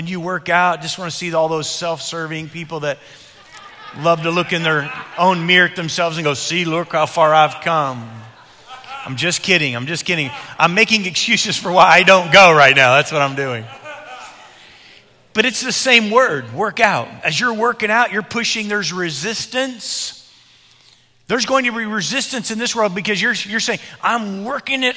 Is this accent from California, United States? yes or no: no; Illinois, United States; When I was growing up in Illinois as a young boy